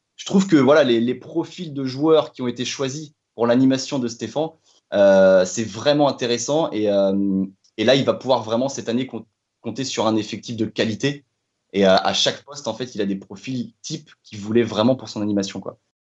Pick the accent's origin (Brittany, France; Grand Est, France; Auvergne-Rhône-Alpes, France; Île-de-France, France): Brittany, France; Fougères; j'ai grandi, j'ai grandi du côté de Fougères